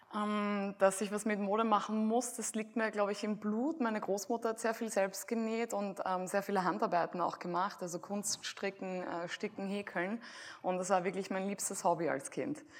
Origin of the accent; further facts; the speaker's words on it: Graz, Styria, Austria; damals in Graz, wo ich aufgewachsen bin